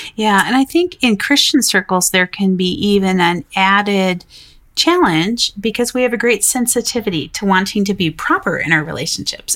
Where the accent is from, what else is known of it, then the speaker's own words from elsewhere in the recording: Denver, Colorado, United States; my hometown of Denver, Colorado